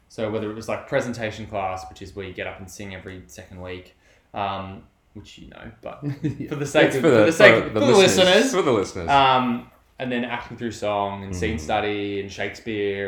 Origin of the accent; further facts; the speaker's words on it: Melbourne, Victoria, Australia; I'm from Melbourne